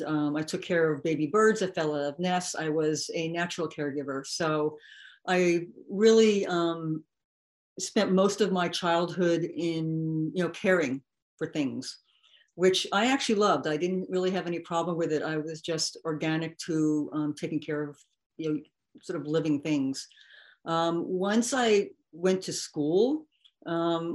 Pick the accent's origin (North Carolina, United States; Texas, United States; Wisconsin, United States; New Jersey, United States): New Jersey, United States; also born or lived in New York; I was born in New Jersey. I'm a Jersey girl. And I was raised in a middle-class family. The town I was raised in was sort of rural at the time.